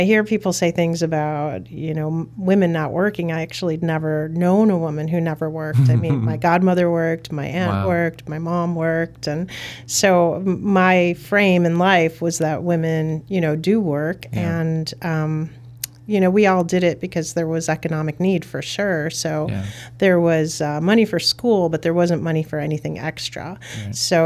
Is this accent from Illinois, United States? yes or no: yes; Chicago, Illinois, United States; I grew up in Brighton Park, and it was kind of a neat family community